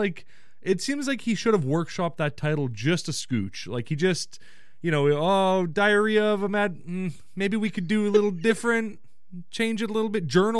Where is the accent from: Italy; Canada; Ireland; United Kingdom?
Canada; I said Kraft because I'm an idiot. I'm a Canadian idiot.